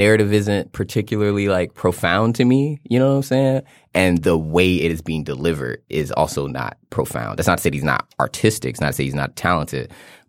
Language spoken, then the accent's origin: English; Fort Lauderdale, Florida, United States; I'm from Fort Lauderdale, Florida.